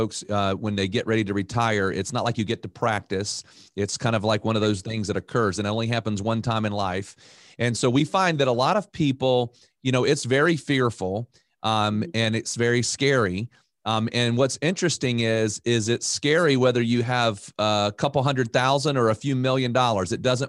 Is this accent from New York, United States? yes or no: no; Raleigh, North Carolina, United States; Well, I'm from Raleigh, which is a pretty popular area because we have some pretty famous schools like UNC, Duke, and NC State